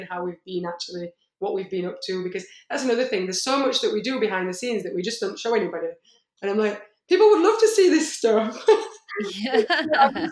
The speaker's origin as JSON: {"language": "English", "region": "Yorkshire and the Humber", "country": "United Kingdom", "said": "I'm from Yorkshire"}